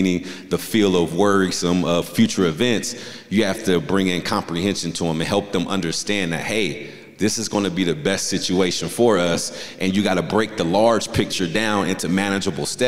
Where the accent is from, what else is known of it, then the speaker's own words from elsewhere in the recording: Southern California, United States; moved away; I'm from Southern California